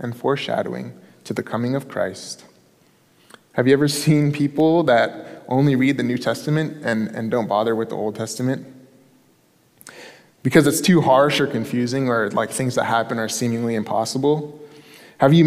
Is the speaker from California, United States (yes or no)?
yes; San Jose, California, United States; I was born and raised in San Jose